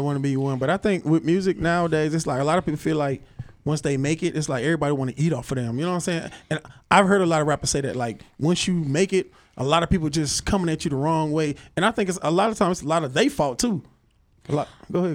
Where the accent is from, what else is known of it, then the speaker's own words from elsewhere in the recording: Little Rock, Arkansas, United States; I'm from Little Rock, Arkansas